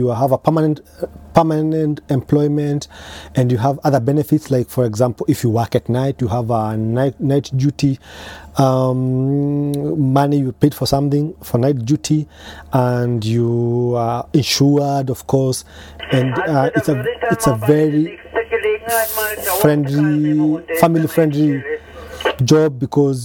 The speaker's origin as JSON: {"language": "English", "country": "Kenya", "moved": "yes", "lives_now": "Marburg, Germany", "said": "I'm from Kenya, and I'm living now here in Germany, in Marburg."}